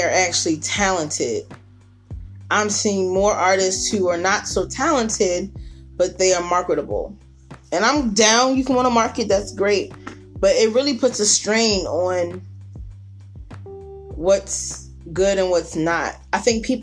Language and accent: English; Baltimore, Maryland, United States; born or raised there